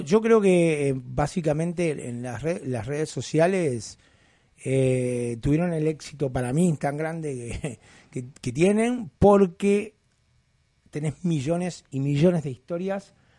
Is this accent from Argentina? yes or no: no; Uruguay; moved away; yo vengo de Uruguay